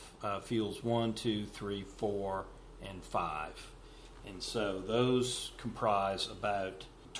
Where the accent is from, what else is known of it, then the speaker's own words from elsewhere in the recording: Charleston, South Carolina, United States; from Charleston, South Carolina, and I'm fourth generation here at Lavington Farms.